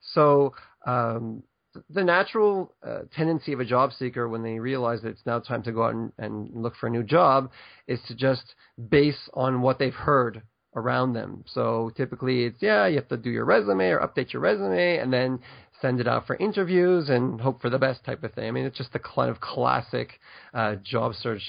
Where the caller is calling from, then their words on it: Ashdod, Southern District, Israel; So I'm actually right now in a town called Ashdod, which is about 35 kilometers south of Tel Aviv on the beach.